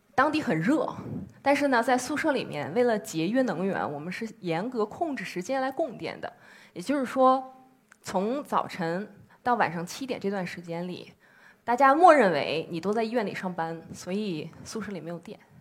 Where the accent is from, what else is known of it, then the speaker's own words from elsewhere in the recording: Beijing, China; 我是来自北京的一名妇产科医生